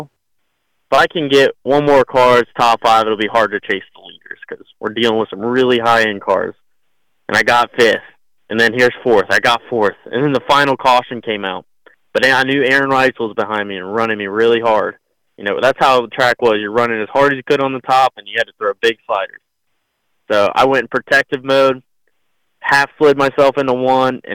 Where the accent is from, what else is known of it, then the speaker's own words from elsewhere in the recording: Florida, United States; I'm from Florida